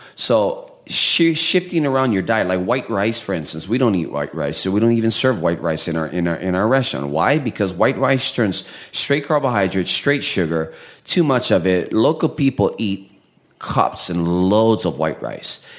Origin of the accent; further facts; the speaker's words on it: Haleiwa, Hawaii, United States; also born or lived in Portland, Oregon; coming from a small town in Haleiwa in Oahu